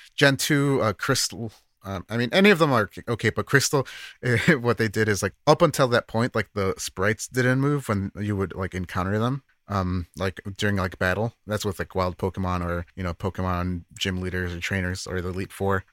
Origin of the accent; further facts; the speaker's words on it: United States; as an American